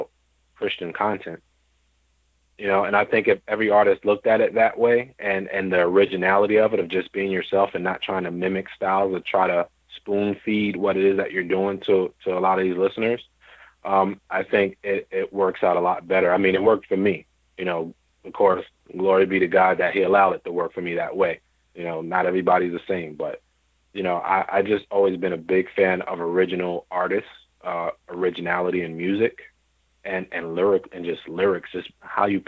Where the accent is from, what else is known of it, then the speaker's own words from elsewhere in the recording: New York, United States; I grew up in New York, born and raised in New York